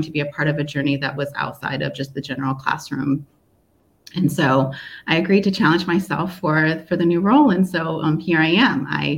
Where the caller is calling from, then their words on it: Seoul, South Korea; I'm joining from Seoul, South Korea, and here we're experiencing some signs of spring.